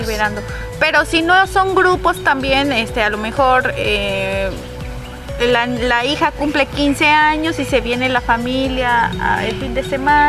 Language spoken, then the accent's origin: Spanish; Oaxaca, Mexico; las que somos oaxaqueñas conocemos las rutas